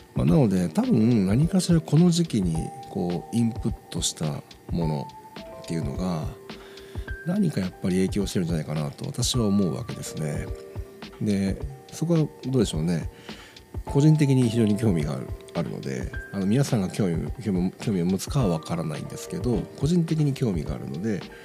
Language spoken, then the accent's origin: Japanese; Nagoya, Aichi, Japan; 地元名古屋